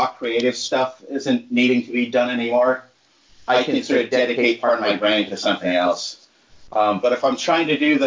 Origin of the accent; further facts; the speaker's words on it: New England, United States; I grew up in New England